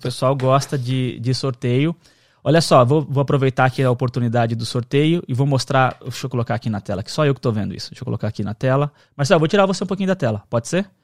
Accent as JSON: {"language": "Portuguese", "country": "Brazil", "first_language": "Portuguese", "moved": "yes", "lives_now": "United States", "said": "E a gente é brasileiro e fala português"}